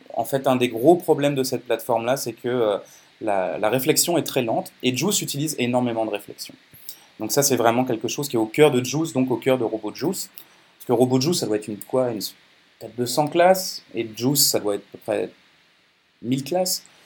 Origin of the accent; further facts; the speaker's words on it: France; moved away; also born or lived in Quebec; Je suis né en France, euh, j'ai passé pas mal de temps au Québec et maintenant je suis franco-canadien